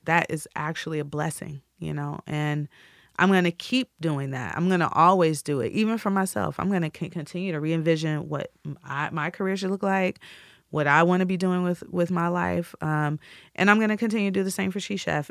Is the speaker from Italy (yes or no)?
no; Midwest, United States; I'm from the Midwest.